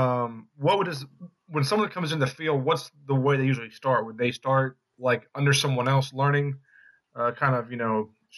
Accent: West Virginia, United States; I'm from West Virginia

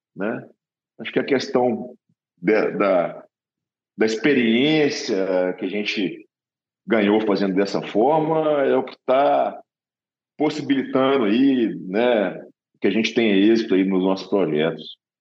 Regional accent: Minas Gerais, Brazil; moved away; eu sou de Minas Gerais, então se conhece mineiro é sempre desconfiado

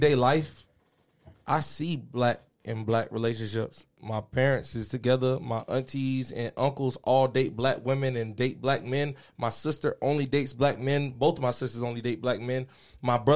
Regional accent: Florida, United States; I'm from Florida, in the South

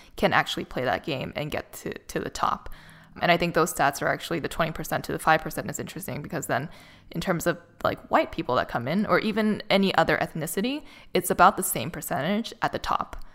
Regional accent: Boston, Massachusetts, United States; moved away as an adult; now in Los Angeles, United States; I was in Boston, which is my hometown

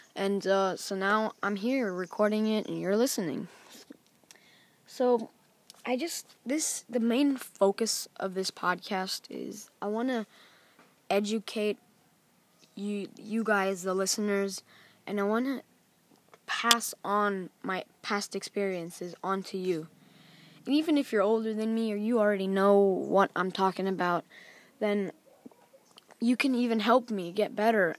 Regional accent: Thailand; I was born in Thailand

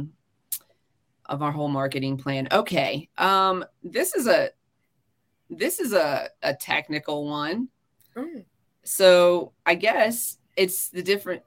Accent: United States; as an American

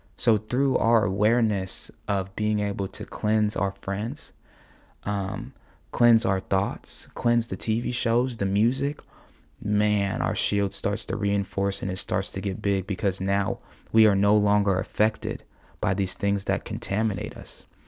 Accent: United States; as American people

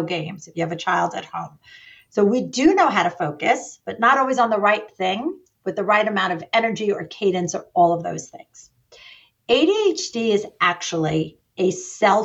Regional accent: New York, United States; I'm a New Yorker and we tend to talk fast

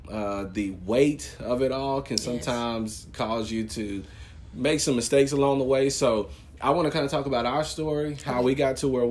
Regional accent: Longview, Texas, United States; also born or lived in Lufkin; I'm just from Longview

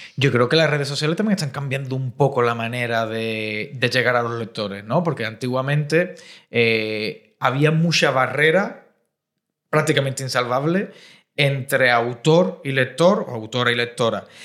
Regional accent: Cádiz, Andalusia, Spain; now in Madrid, Spain; yo vengo de Cádiz, que es una ciudad un poco más pequeña, y ahora estoy aquí en una gran urbe, en Madrid

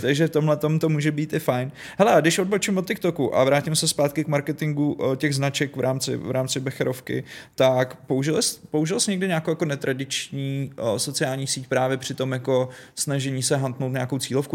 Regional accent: Trutnov, Hradec Králové Region, Czechia; Trutnov zdravím, moje rodné město

